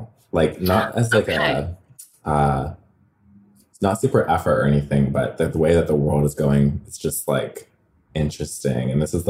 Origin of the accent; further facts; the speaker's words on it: Redlands, California, United States; I'm from California. I'm from like closer to Palm Springs area, Redlands, California.